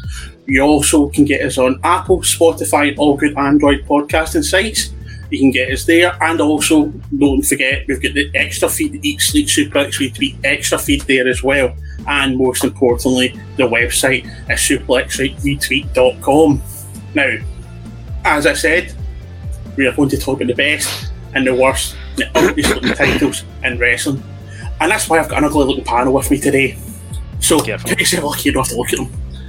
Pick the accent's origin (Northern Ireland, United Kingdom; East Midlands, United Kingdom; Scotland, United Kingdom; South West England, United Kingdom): Scotland, United Kingdom